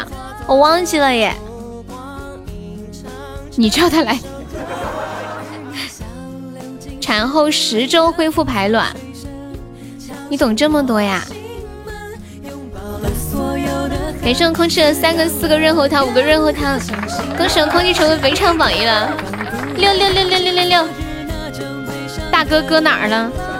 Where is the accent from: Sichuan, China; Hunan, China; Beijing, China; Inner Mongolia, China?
Sichuan, China; 我是四川的，欢迎木子李，你好。